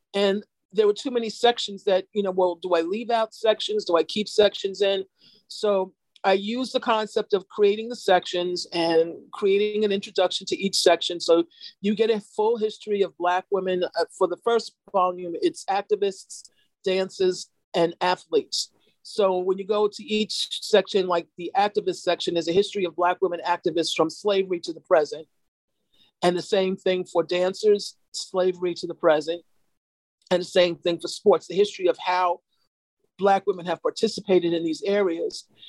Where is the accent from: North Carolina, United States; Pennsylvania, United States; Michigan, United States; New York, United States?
New York, United States; I'm from New York